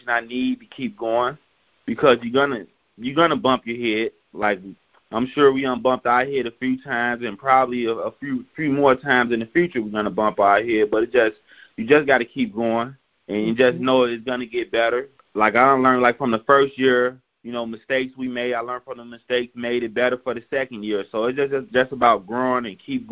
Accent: Chicago, Illinois, United States; now in Iowa, United States; I'm originally from Chicago

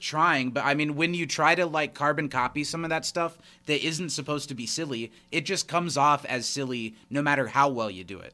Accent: United States; we're both American

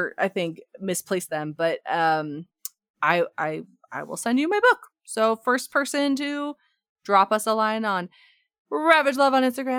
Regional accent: Ontario, Canada; now in Alberta, Canada; It is part of being Canadian, I think.

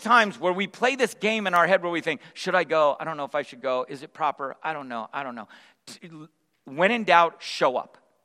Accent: San Jose, California, United States; also born or lived in Sacramento; We moved from Sacramento to San Jose, and I moved into this little neighborhood that I would call home throughout the rest of my growing up years

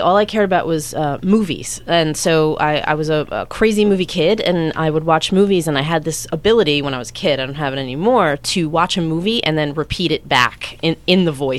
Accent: Bloomfield, New Jersey, United States; moved away as an adult; also born or lived in Montclair / New York; now in Los Angeles, United States; Born and raised in Bloomfield. I lived in Montclair for a little while, and then I lived in New York for about a year and a half.

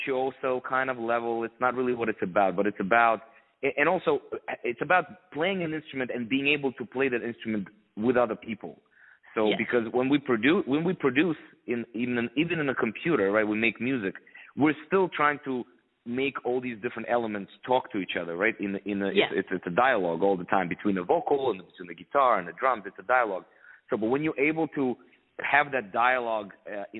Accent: Ukraine; moved away; also born or lived in Philadelphia; I'm from Ukraine originally

